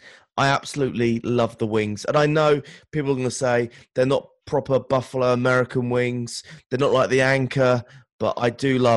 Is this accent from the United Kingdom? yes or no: yes; England, United Kingdom; being English or a Brit